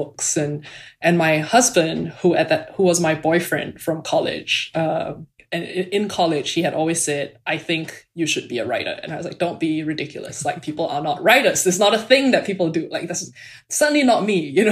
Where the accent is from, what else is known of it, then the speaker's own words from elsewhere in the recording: Singapore; moved away as an adult; now in United States; So I'm from Singapore. I grew up there.